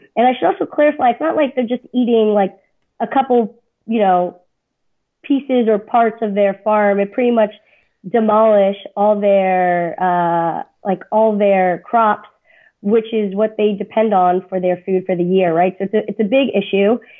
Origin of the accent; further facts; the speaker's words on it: South Florida, United States; now in Indiana, United States; I'm from South Florida originally